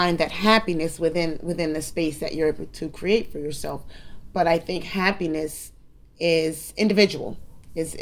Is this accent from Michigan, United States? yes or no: no; New Jersey, United States; I'm born and raised in New Jersey.